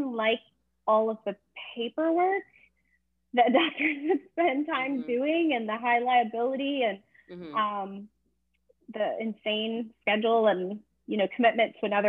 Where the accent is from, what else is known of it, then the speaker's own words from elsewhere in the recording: Texas, United States; I grew up in Texas